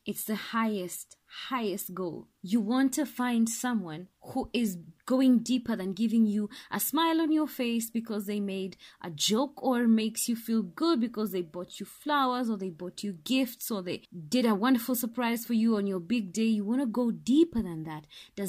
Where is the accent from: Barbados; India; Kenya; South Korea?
Kenya; Well, I'm Kenyan, so I'm going to call it Nabal.